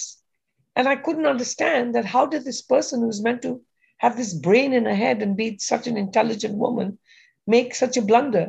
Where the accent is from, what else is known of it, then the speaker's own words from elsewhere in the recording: Kenya; moved away as an adult; now in United States; I grew up in Kenya in Africa.